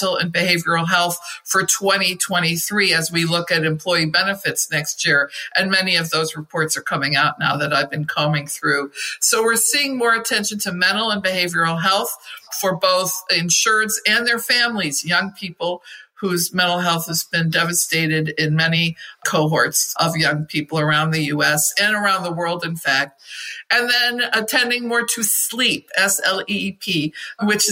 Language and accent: English; Michigan, United States; Flint in my home state of Michigan